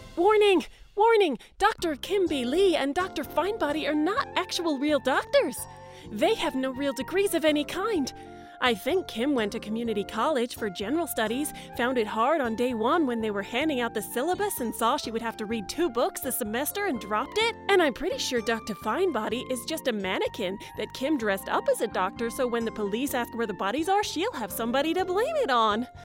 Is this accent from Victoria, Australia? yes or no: no; Hawkesbury area, near Sydney, New South Wales, Australia; now in Woodstock, Australia; Yes, I'm from Australia. I grew up in a little area not far from Sydney called the Hawkesbury area.